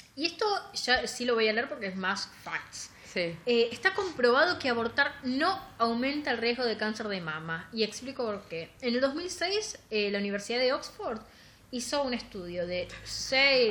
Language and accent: Spanish; La Plata, Buenos Aires Province, Argentina; nosotros somos platense